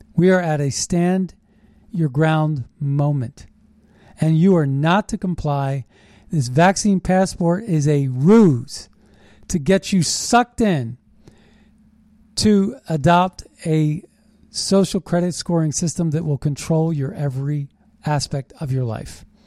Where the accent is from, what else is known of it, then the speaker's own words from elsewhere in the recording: United States; We're American patriots